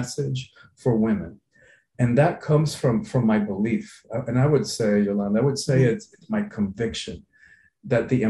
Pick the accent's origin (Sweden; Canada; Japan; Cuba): Cuba; now in Miami, United States; I'm from the Caribbean. I was born in Cuba. I've lived in Miami along for periods in my life